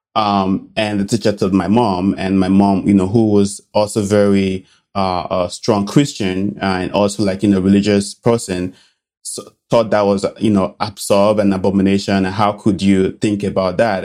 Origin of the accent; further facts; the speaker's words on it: Benin City, Edo, Nigeria; moved away; I grew up in a little city, uh, called Benin City in Nigeria.